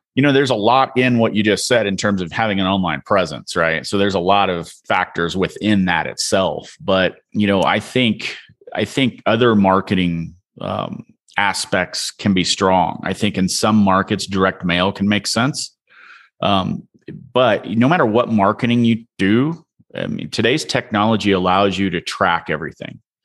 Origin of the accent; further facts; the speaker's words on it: Illinois, United States; I'm from the Midwest. I'm originally from Illinois, a town of five hundred people